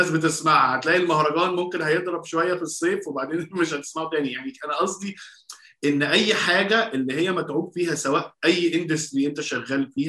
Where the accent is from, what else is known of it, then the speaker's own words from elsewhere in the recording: Minya Governorate, Egypt; يا راجل انا منياوي برضه لا والله احنا الـ احنا اصول اهلي من منيا الفولي